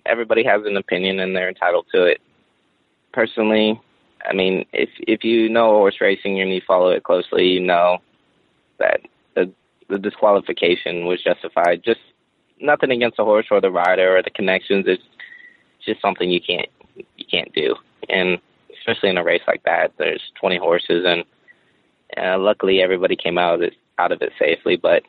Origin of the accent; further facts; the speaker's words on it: Florida, United States; You know, growing up in Florida, I was a big fan of the Miami Dolphins.